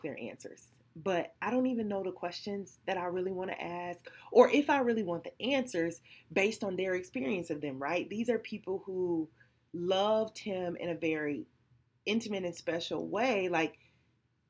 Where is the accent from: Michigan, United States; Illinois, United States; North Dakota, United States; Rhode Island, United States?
Michigan, United States; Detroit; I'm from Detroit on the east side